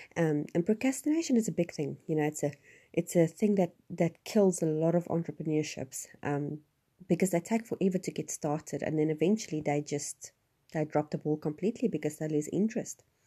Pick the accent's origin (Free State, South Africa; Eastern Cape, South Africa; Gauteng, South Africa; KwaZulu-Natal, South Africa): Gauteng, South Africa; Johannesburg area; moved away; I'm originally, I'm from Johannesburg, which is not quite Johannesburg as in the dodgy C B D side of everything. Um, I was about an hour's drive from Johannesburg. I lived in a small town